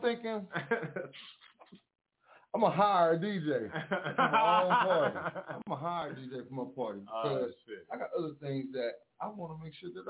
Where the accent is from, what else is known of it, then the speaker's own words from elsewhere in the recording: East Texas, United States; I grew up in East Texas, man, down in the country, man, little red brick roads